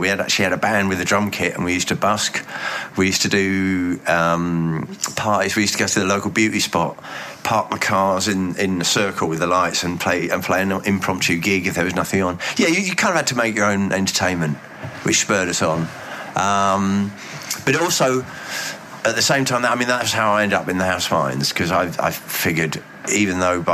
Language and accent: English; Reigate, South East England, United Kingdom; moved away as an adult; also born or lived in Bromley / Hull; I was actually born in Bromley, which puts me in with David Bowie and Susie Sue. But I grew up in Reigate, which is in Surrey, a suburban commuter.